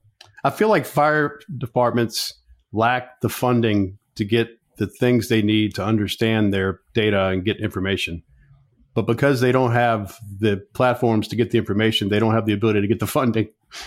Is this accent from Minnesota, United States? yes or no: no; Virginia, United States; my home state in Virginia